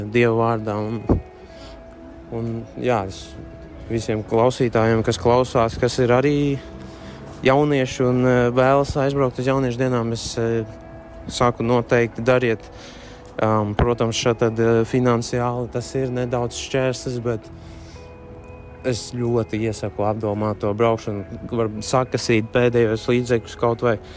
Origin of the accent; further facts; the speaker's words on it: Daugavpils, Latgale, Latvia; Esmu no Daugopils